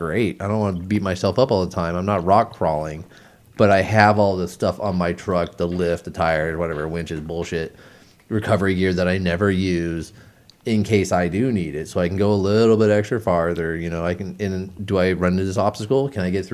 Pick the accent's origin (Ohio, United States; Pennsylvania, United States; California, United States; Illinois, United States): California, United States; San Diego; I grew up in San Diego